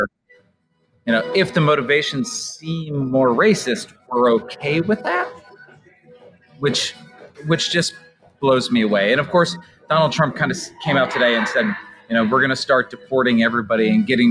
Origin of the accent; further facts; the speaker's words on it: United States; as an American